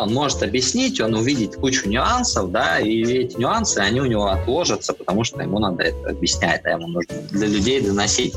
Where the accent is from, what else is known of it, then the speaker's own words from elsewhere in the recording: Belgorod, Belgorod Oblast, Russia; moved away as an adult; now in Saint Petersburg, Russia; Из Белгорода